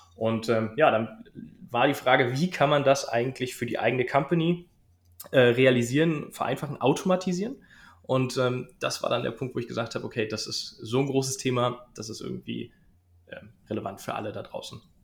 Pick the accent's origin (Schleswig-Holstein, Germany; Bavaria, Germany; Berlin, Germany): Berlin, Germany; ich komme aus Berlin